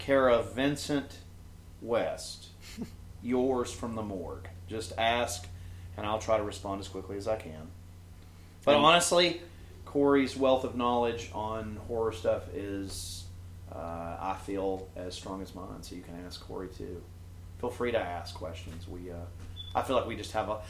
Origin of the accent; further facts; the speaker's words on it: Canada; being Canadian